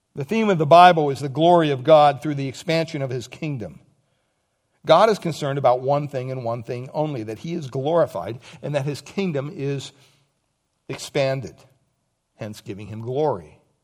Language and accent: English; Montoursville, Pennsylvania, United States; growing up in Pennsylvania, Montorsville, Pennsylvania, when I went to school, from kindergarten up to twelfth grade